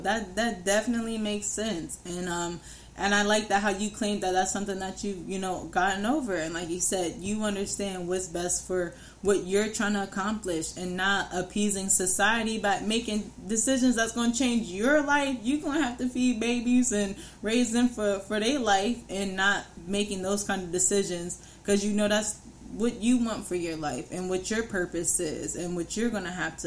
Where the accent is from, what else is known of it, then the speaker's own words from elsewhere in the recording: New York, United States; I'm from New York